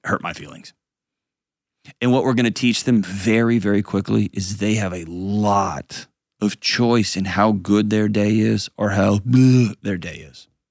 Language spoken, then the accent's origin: English; Houston, Texas, United States; my hometown, the great and powerful Houston, Texas